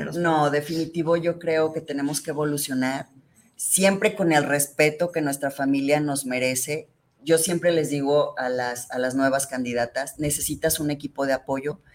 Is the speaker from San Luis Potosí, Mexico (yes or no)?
no; Guadalajara, Jalisco, Mexico; yo soy originaria de aquí, de Guadalajara, Jalisco